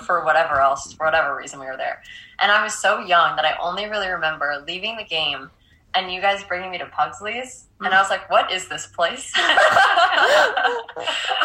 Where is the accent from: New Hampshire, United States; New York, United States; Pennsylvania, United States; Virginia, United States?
New York, United States; Long Island; We're from Long Island, currently recording from there